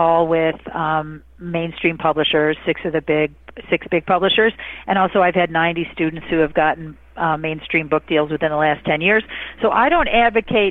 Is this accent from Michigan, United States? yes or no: yes; Michigan, United States; I'm from Michigan.